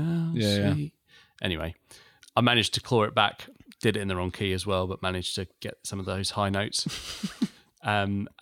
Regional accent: Essex, East of England, United Kingdom; I'm from Essex.

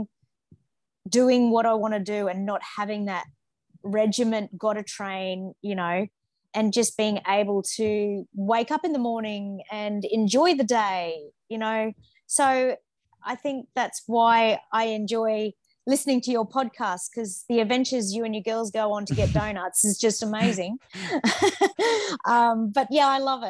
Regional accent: Manly, New South Wales, Australia; I was born in Manly

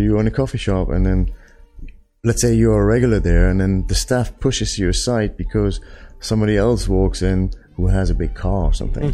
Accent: East Germany, Germany; moved away as an adult; now in Dubai, United Arab Emirates; growing up in Germany

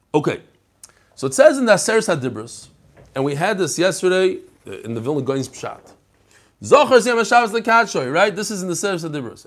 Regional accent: New York City, New York, United States; I love Kensington. That's where I grew up.

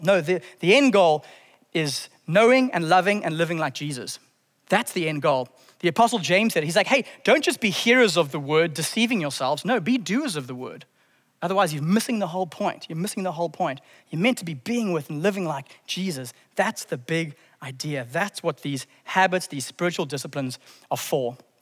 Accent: Zimbabwe; I grew up in Zimbabwe in the early nineties.

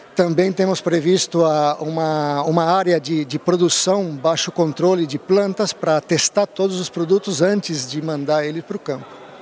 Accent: Rio Claro, São Paulo, Brazil; moved away as an adult; also born or lived in Rio de Janeiro; now in Europe; Eu sou espanhol de Rio Claro, Rio Claro, São Paulo.

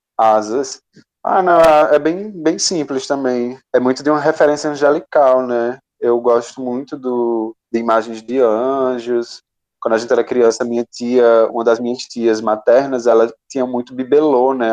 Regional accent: interior of Ceará, Brazil; eu sou um artista do interior do Ceará

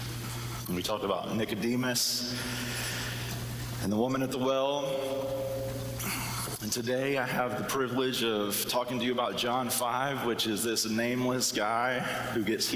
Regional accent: the South, United States; the accent that I don't have, but I grew up in the South.

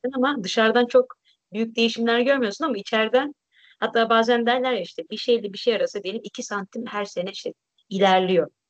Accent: Turkey; moved away

